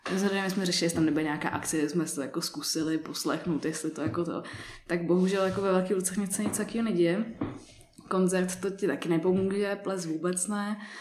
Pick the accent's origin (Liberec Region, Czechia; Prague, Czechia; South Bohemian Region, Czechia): Prague, Czechia; jak jsem vyrostla v Praze